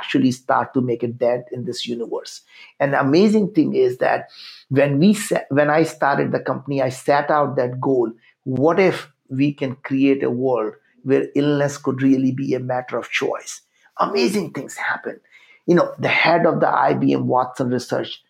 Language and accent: English; India; English is a second language; moved away as an adult; I grew up in India